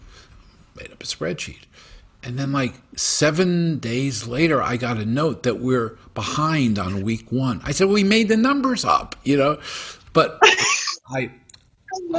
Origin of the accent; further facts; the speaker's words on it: New York, United States; now in Saratoga, United States; I'm a kid from European parents, born in New York. I'm Jewish. I live in Saratoga.